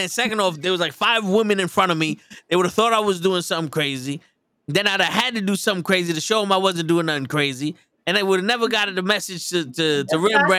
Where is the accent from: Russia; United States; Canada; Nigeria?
United States; New York City, New York; I'm from the Bronx.